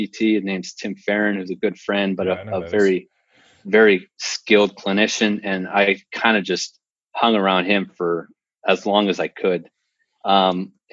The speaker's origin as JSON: {"language": "English", "region": "North Dakota", "country": "United States", "tie": "born or raised there", "also_born_or_lived": "Phoenix", "moved": "as an adult", "said": "I'm born and raised in North Dakota"}